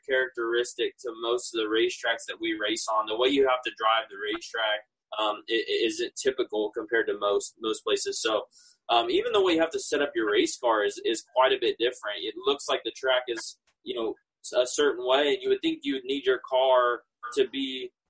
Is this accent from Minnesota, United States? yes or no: no; California, United States; I grew up in California